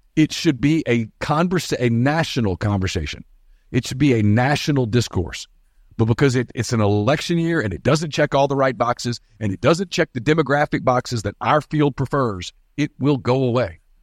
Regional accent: United States; also born or lived in Oxford, Mississippi; those of us who were born American.

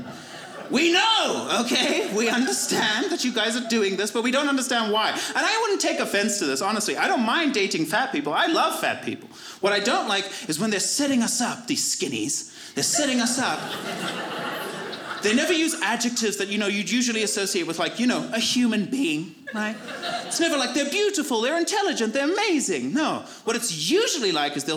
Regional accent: Zimbabwe; moved away; My whole community believed that in Zimbabwe

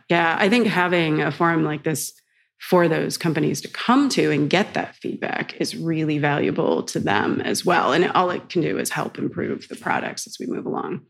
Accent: United States; moved away as an adult; now in Amsterdam, Netherlands; as an American

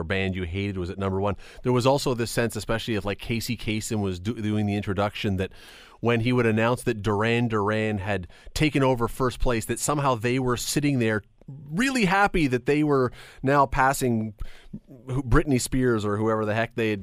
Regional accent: Toronto, Ontario, Canada; I grew up in Toronto

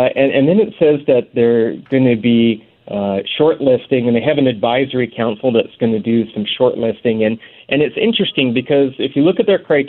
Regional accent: Port Coquitlam, British Columbia, Canada; as a young guy growing up in Port Coquitlam

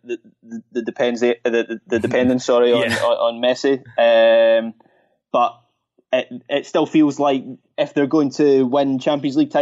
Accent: Scotland, United Kingdom; as a Scottish football fan

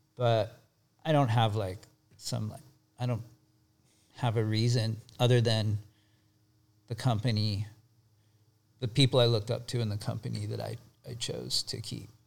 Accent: Bay Area, California, United States; moved away as an adult; also born or lived in Santa Cruz; I grew up in the Bay Area

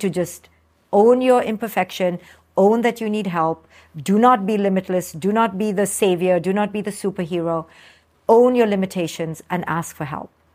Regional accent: India; moved away; I came from India

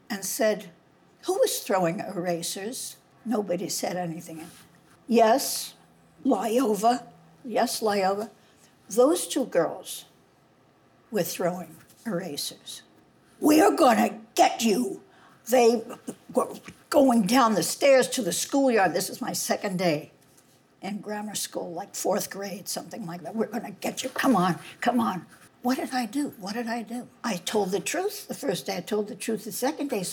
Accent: New York City, New York, United States; I was raised on the Upper West Side, 148th Street and Riverside Drive

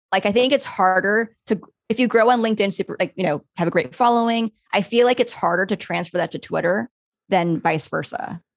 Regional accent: Los Angeles, California, United States; my hometown, Los Angeles

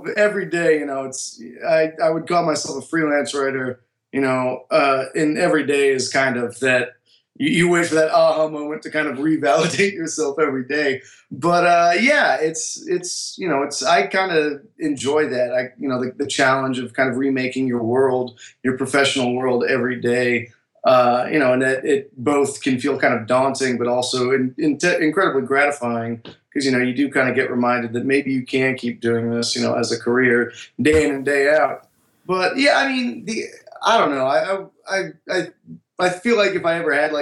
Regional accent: Miami, Florida, United States; moved away; also born or lived in New York; I'm from Miami, Florida

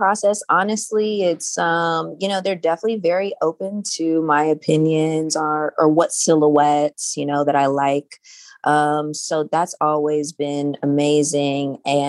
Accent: Los Angeles, California, United States; I grew up in South Central Los Angeles.

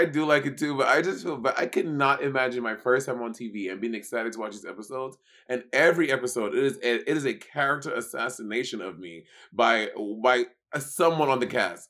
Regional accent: New York, United States; Yeah, in New York specifically, but also I grew up in the New York scene

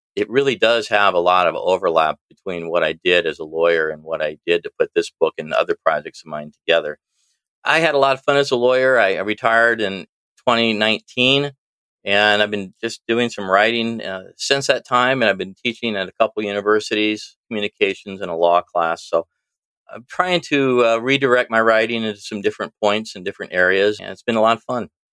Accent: East Peoria, Illinois, United States; also born or lived in Washington, Illinois; I'm from Washington, Illinois now. I started in East Peoria, really about the center of the state, little north of center of the state. Lived here for most of my life

